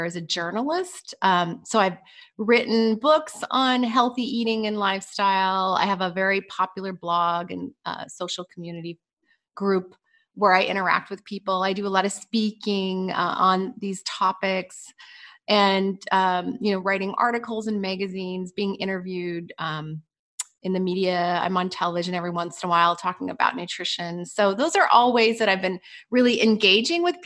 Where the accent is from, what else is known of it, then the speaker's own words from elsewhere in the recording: Pacific Northwest, United States; I grew up in the Pacific Northwest